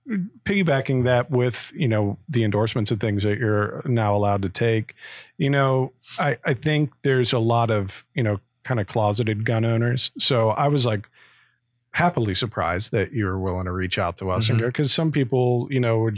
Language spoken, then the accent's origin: English; Croton, Ohio, United States; we're from the Croton, Ohio area, northeast of Columbus, and definitely more rural